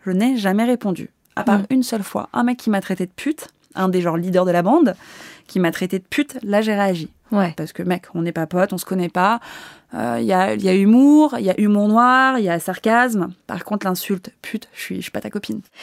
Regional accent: Paris, Île-de-France, France; Moi, je suis née à Paris, je suis née dans Paris. Euh, je suis pas euh, cette nana qui vient de province

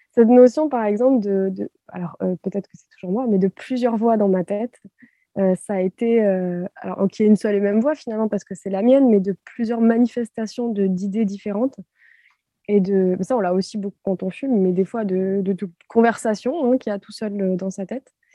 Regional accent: France; en tant que Française

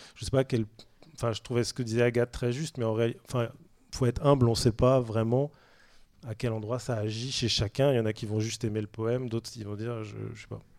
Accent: Saint-Brieuc, Brittany, France; Moi, je suis de Saint-Brieuc, donc c'est vrai que je suis d'une rivière très polluée, puisque je viens du bord du Gouette

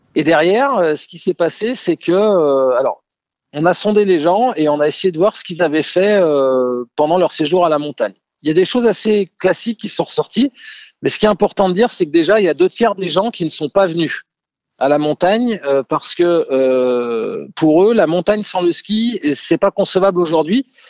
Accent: Savoy, Auvergne-Rhône-Alpes, France; also born or lived in Cambridge, England / Lyon; je suis savoyard

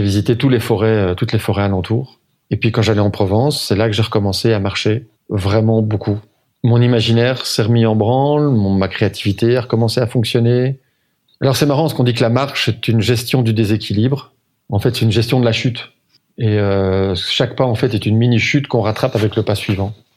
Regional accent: Braine-l'Alleud, Wallonia, Belgium; also born or lived in Nivelles / Brussels / Rixensart; Alors, je suis né à Nivelles. Euh, je suis ce qu'on appelle un acclos, mais j'ai grandi à Braine-l'Alleud. J'ai vécu toute ma mon enfance, euh, et mon adolescence jusqu'à mes dix-sept ans à Braine-l'Alleud

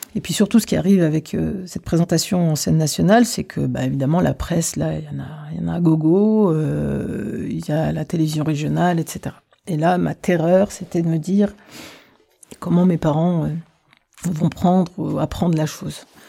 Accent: Reims, Grand Est, France; moved away as an adult; also born or lived in Algeria / Paris; j'ai grandi à Reims où j'ai fait toutes mes études en fait jusqu'à l'université

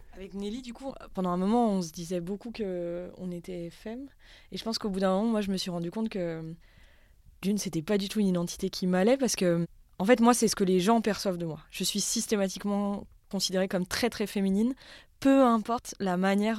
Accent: Haute-Savoie, Auvergne-Rhône-Alpes, France; Moi, j'ai grandi en Haute-Savoie, dans un bled euh, vraiment très, très paumé

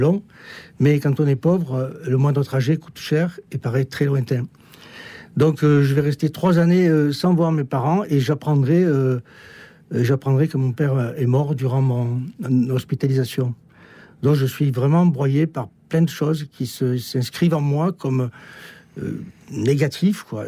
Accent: Marseille, Provence-Alpes-Côte d'Azur, France; je suis né à Marseille, ça s'entend un peu peut-être

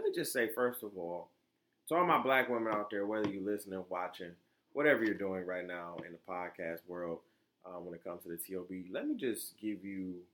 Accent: Florida, United States; I was born in Florida

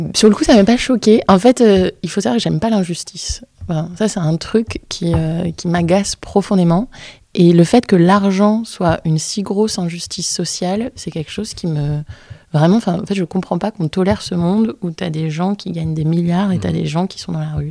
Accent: Brittany, France; je suis bretonne

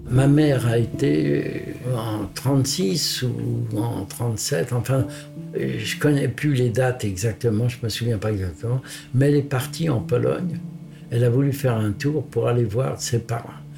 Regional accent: Paris, Île-de-France, France; je suis né à Paris, et à Paris à l'hôpital Rothschild

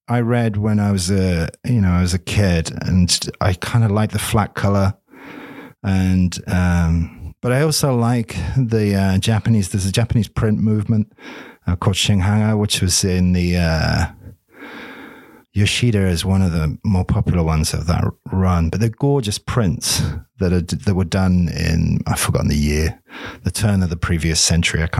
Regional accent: Greenwich, London, United Kingdom; born there; if they knew that I was half Polish, I mean, I was born in Greenwich.

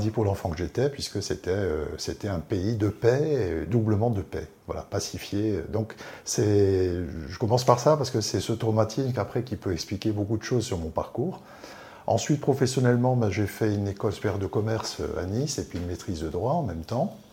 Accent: Algeria; je suis né en Algérie, euh, juste avant la guerre d'Algérie. Donc là, c'était euh, assez chaud.

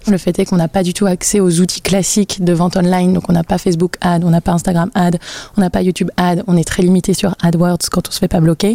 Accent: Brittany, France; j'ai grandi en Bretagne

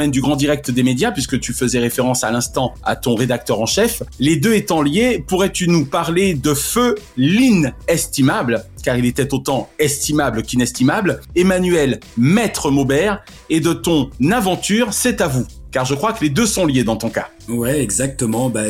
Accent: Antibes, Provence-Alpes-Côte d'Azur, France; moved away as an adult; also born or lived in Cannes; now in Paris, France; Je suis d'Antibes. Je suis né à Cannes. D'accord. Mais je suis d'Antibes.

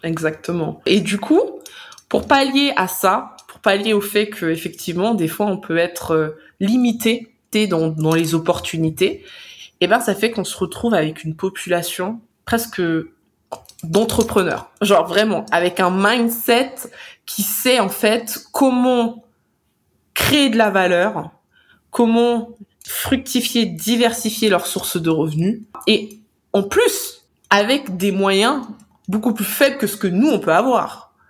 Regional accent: France; en tant que Français

